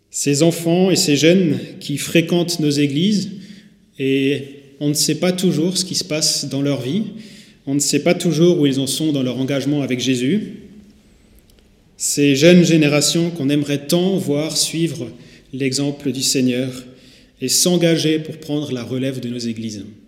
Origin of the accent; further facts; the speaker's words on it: Haguenau, Grand Est, France; moved away as an adult; now in Saint-Louis, France; Je suis moi-même né à Haguenau il y a 26 ans de ça. J'ai grandi en allant à Nautiland, à Didiland, au cinéma Pâté et au plan d'eau des Brumates.